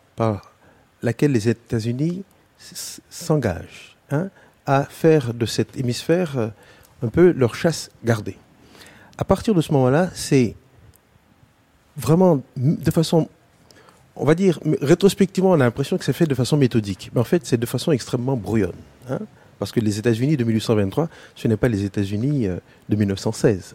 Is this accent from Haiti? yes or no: yes; Haiti; en tant qu'haïtien